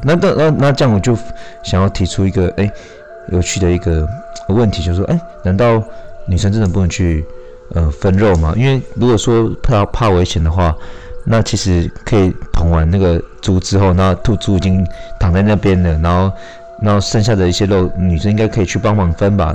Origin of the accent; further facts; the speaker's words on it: Shuiyuan Village, Hualien County, Taiwan; 那我是来自水源村的泰鲁格族